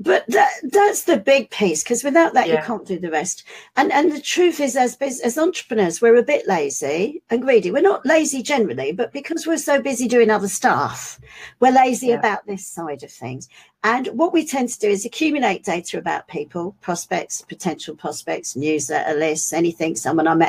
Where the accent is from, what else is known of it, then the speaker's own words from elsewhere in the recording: London, United Kingdom; being a Londoner